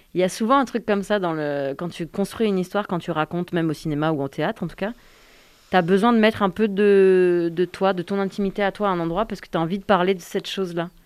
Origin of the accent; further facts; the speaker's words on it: Yvelines, Île-de-France, France; moved away as an adult; also born or lived in Suresnes; je suis née à Suresnes, qui est dans le 92, dans l'île de France